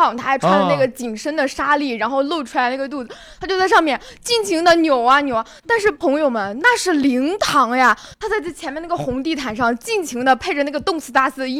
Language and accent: Chinese; Shaanxi, China; 我是陕西人，我不知道你南京这边的民俗是什么样的。